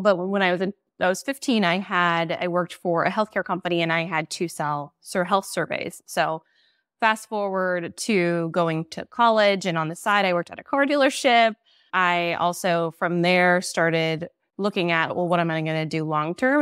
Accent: Nebraska, United States; moved away as an adult; also born or lived in Iowa; now in Chicago, United States; I'm actually from Nebraska. I moved from Nebraska to Iowa to open an office there

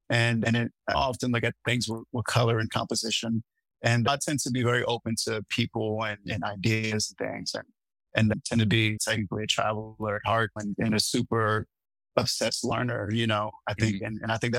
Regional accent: Seattle, Washington, United States; I come from the West Coast, was born in Seattle, traveled a lot my time there, and then I ended up landing in California, but happened to be in New York at the moment.

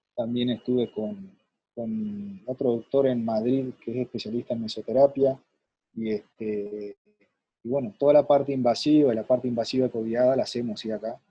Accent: Nueva Palmira, Colonia, Uruguay; yo soy de Nueva Palmira, este, departamento de Colonia, y y en aquel tiempo, ¿no? Este, en mi pueblo

